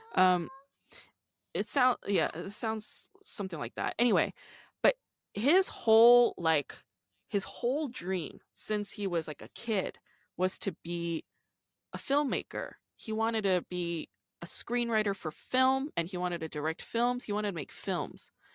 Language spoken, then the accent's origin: English; New York, United States; I grew up in the East Coast, I'm from New York